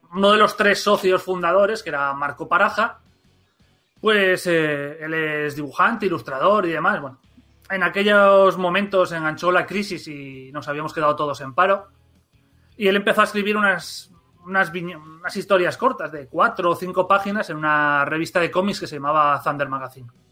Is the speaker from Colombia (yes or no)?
no; Gijón, Asturias, Spain; nosotros también somos de Gijón